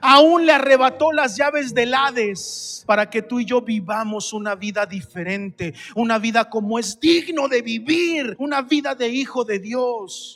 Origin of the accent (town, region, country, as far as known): Mexico